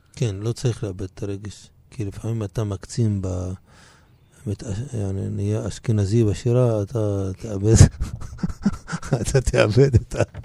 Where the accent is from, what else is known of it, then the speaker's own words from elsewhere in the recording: Israel; אני ישראלי מצד אחד מבחינה אזרחית, ומצד שני מבחינה תרבותית פלסטיני לכל דבר